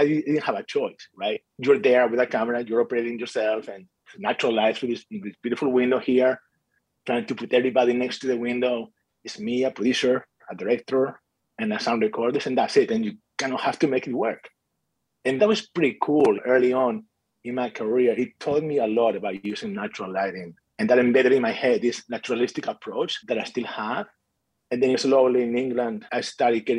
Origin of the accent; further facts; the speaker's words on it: Galicia, Spain; moved away; I was born in Spain, in the northwest part of Spain, an area called Galicia, where there's not a lot of film background, to be honest. But I grew up there